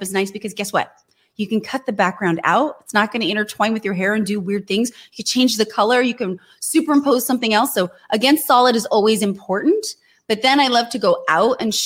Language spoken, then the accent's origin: English; Fremont, California, United States; I grew up in Fremont